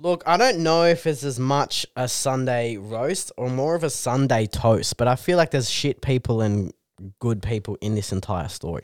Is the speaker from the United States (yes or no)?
no; Canberra, Australian Capital Territory, Australia; moved away as an adult; now in Newcastle, Australia; we're from Canberra